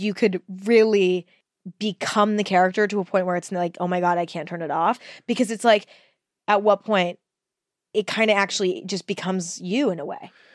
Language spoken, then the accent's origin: English; Northern California, United States; born or raised there